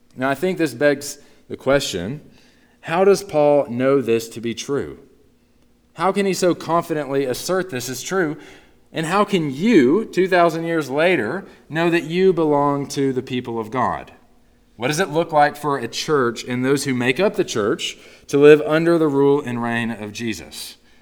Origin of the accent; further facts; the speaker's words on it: Northeast Texas, United States; moved away; growing up in Northeast Texas, I was born and raised into a family of diehard Dallas Cowboys fans